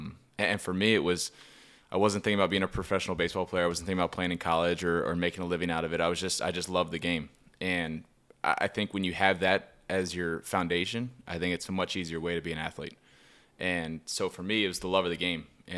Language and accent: English; Baltimore, Maryland, United States; from Baltimore, Maryland.